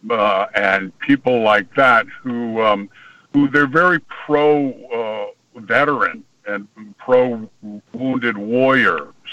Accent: Virginia, United States; also born or lived in Connecticut; I was born in Virginia and raised in Connecticut and Virginia back and forth.

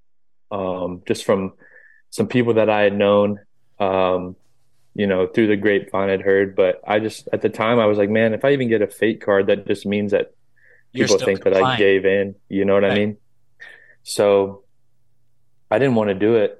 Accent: North Florida, United States; I grew up in Florida, North Florida

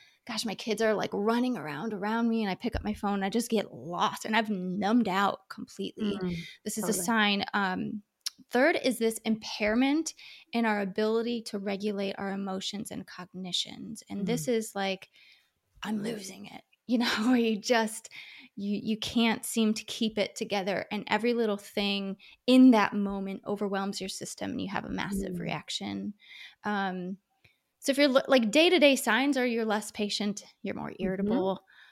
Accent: Ohio, United States; now in California, United States; We're from Ohio. We live in California now. And we're going back to Ohio in June

